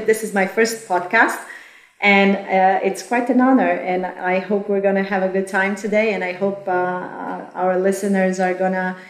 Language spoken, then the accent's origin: English; Croatia; I am originally from Croatia.